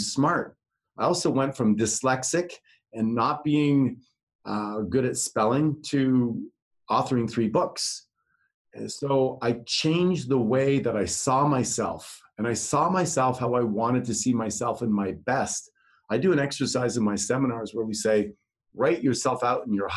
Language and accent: English; Netherlands; moved away; I'm from Holland.